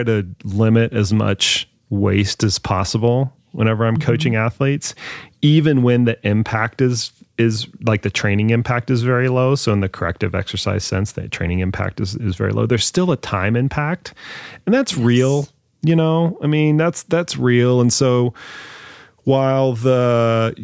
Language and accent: English; Dallas, Texas, United States; I grew up in Dallas.